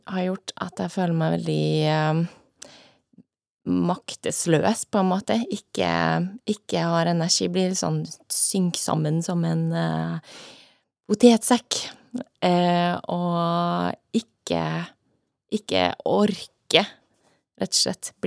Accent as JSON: {"language": "Norwegian", "town": "Trondheim", "region": "Trøndelag", "country": "Norway", "tie": "born or raised there", "also_born_or_lived": "United States", "moved": "yes", "said": "Ja, jeg er oppvokst i Trondheim, eh, men flytta derfra ganske tidlig. Jeg eh, har bodd mye i utlandet, bodd mesteparten av tida i USA."}